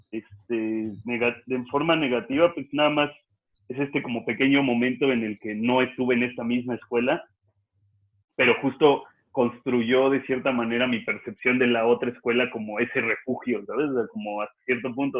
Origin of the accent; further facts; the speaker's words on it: Mexico City, Mexico; also born or lived in Querétaro; cuando niño, cuando vivía en la Roma, en, en la calle de Puebla